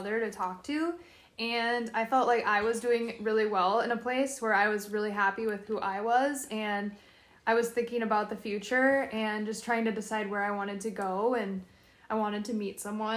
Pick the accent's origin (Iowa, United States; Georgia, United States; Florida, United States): Iowa, United States; I'm 22, and I grew up in a small town in Iowa